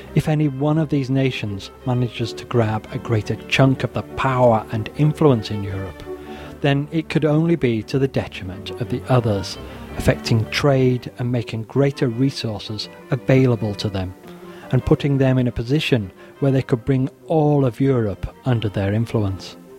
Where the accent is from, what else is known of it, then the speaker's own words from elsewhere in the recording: the north of England, United Kingdom; I am an Englishman raised in the north of England, working class background